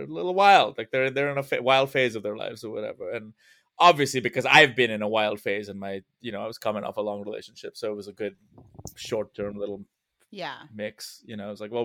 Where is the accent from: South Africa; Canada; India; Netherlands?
India; moved away; I grew up in India